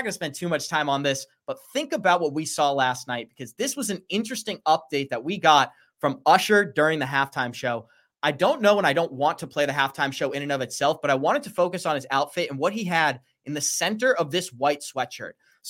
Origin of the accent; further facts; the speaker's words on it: Massachusetts, United States; also born or lived in Boston; I am from Massachusetts.